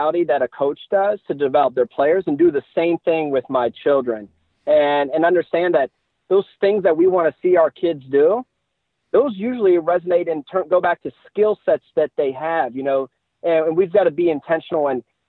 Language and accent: English; Maryland, United States; I am a Maryland guy, born and raised